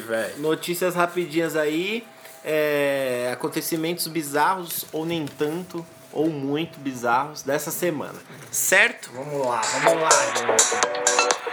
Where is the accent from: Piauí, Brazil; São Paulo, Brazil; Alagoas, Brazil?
São Paulo, Brazil; now in Diadema, Brazil; Eu nasci em São Paulo e moro em Diadema. Eu convivo muito em São Paulo